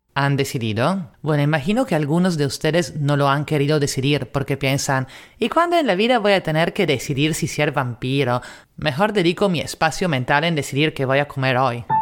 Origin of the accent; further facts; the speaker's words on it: Italy; now in Lima, Peru; italiana en Lima